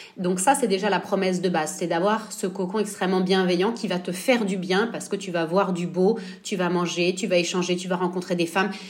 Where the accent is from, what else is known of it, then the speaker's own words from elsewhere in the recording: Nice, Provence-Alpes-Côte d'Azur, France; moved away as an adult; also born or lived in Normandy / Florence, Italy; now in Italy; j'ai grandi à Nice, donc on n'est pas très loin de la frontière italienne